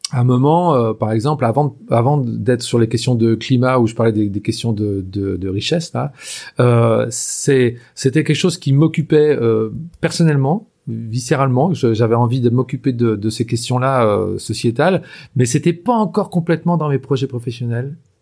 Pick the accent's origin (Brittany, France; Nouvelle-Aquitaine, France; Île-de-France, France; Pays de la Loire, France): Pays de la Loire, France; Anjou; je suis originaire de euh, vraiment de la région, quoi. Hein. Euh, je suis né en Anjou et en fait, je, vis toujours en Anjou